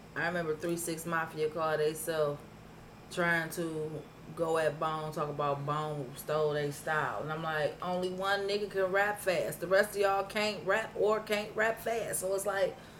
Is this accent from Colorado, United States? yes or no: no; Cleveland, Ohio, United States; I wasn't from 105 or St. Clair. I was from Huff